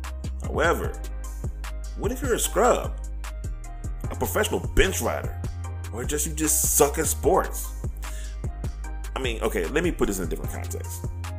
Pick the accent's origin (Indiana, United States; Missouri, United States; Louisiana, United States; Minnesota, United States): Louisiana, United States; also born or lived in Texas / Oklahoma / North Carolina; I will tell you that I am 51. I have lived with racism all my life. I grew up in Louisiana. I grew up in parts of Texas. I lived in Oklahoma. I lived in North Carolina.